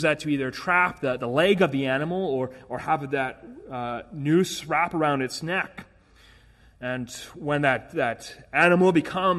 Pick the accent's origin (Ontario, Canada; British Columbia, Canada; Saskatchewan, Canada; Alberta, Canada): Alberta, Canada; Edmonton; moved away; back in my hometown in Edmonton